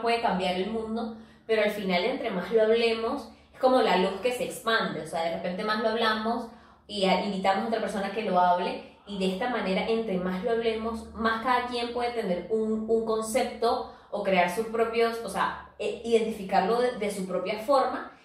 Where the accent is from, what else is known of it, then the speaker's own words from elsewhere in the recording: Venezuela; nosotros que somos venezolanas